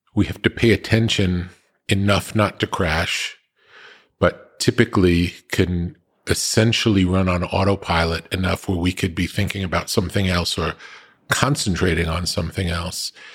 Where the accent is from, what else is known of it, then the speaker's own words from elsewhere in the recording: East Coast, United States; also born or lived in New York / California; growing up on the East Coast